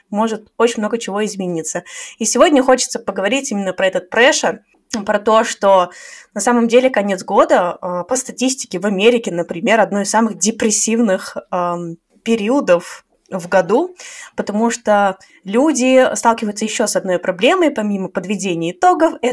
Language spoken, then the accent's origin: Russian; Saint Petersburg, Russia; now in Tashkent, Uzbekistan; из Питера, а сейчас живу в Ташкенте.